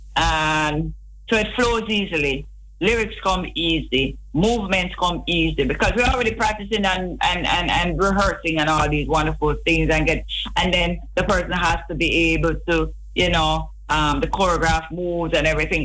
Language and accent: English; Kingston, Jamaica; I grew up in Rollington Town, Vineyard Town, in Kingston.